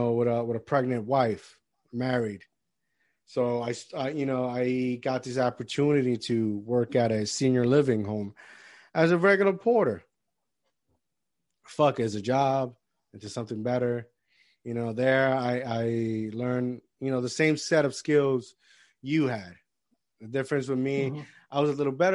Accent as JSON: {"language": "English", "country": "Puerto Rico", "tie": "born or raised there", "moved": "yes", "said": "I grew up in Puerto Rico. I came here."}